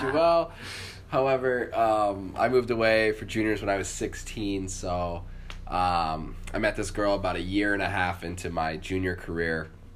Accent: San Jose, California, United States; also born or lived in Los Gatos; I was born in San Jose

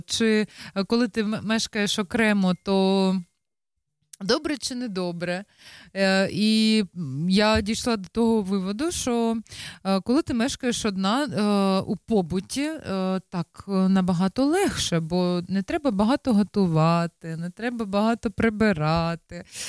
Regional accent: Ukraine; now in Netherlands; ми також з України

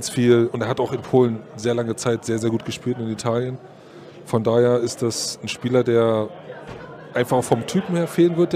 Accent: Berlin, Germany; Ich bin Berliner, bin da groß geworden ne?

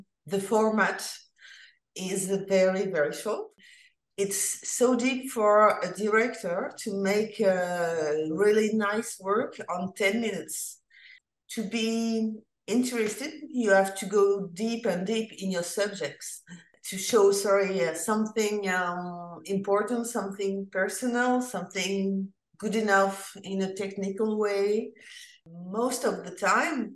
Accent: France; I'm from France.

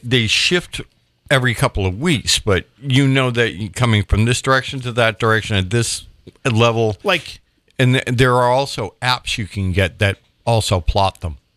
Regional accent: Sandwich area, Cape Cod, Massachusetts, United States; as a young kid, I grew up on Adams Street.

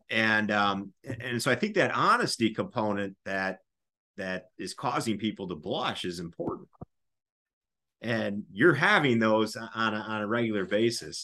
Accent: United States; we as, as an American society

